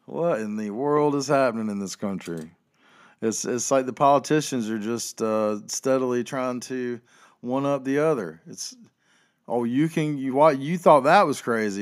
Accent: Chapel Hill, North Carolina, United States; I don't live in Chapel Hill anymore, but I'm from Chapel Hill

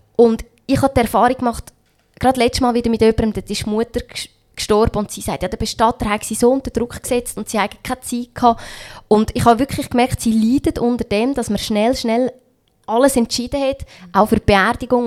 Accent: Switzerland; ich bin in der Schweiz aufgewachsen

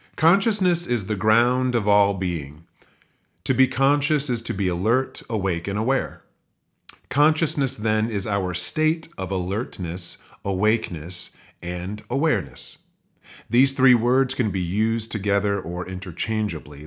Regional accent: United States; growing up in the United States

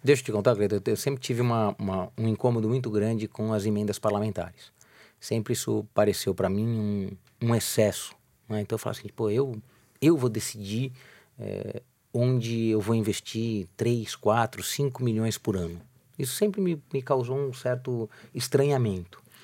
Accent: São Paulo, Brazil; eu nasci é, praticamente na Praça da República

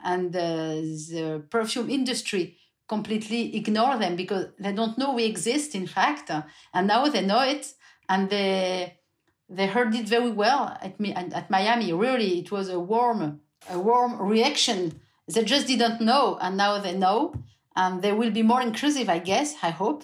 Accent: France; English is a second language; also born or lived in Burgundy; we're coming from the French countryside, Hugo and I, not the same part, but we are people from the countryside

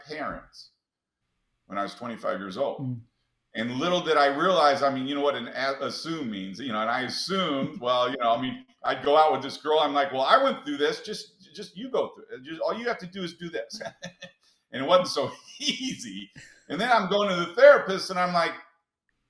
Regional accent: St. Louis, Missouri, United States; I was raised in St. Louis, so my parents were poor

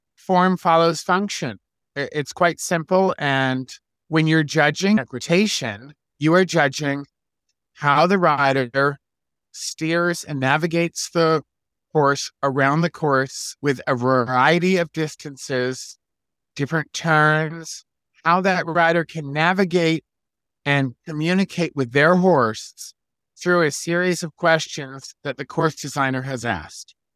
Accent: Locust Valley, New York, United States; now in California, United States; I grew up in Locust Valley, New York

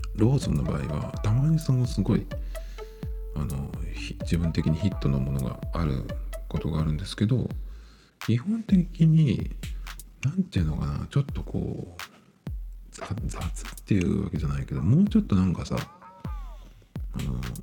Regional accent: Japan; 日本人で日本語を使ってる

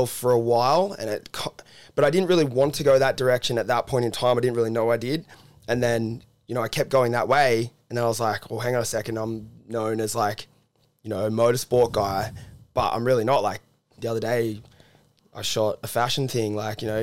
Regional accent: Cronulla, New South Wales, Australia; I'm from the beaches, like I'm from Cronulla originally

